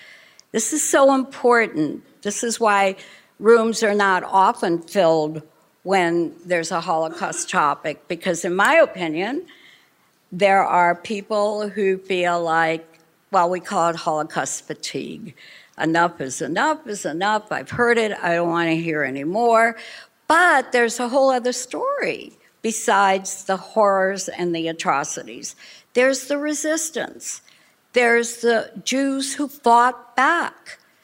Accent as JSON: {"language": "English", "town": "Miami Beach", "region": "Florida", "country": "United States", "said": "We are from Miami Beach, Florida, originally from Košice, Czechoslovakia."}